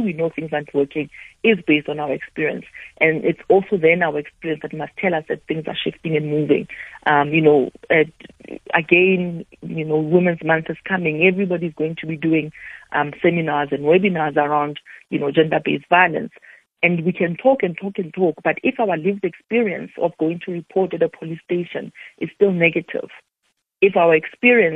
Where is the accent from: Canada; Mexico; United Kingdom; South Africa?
South Africa; for myself as a South African, this really feels like an extension of the work that I've already been doing here at home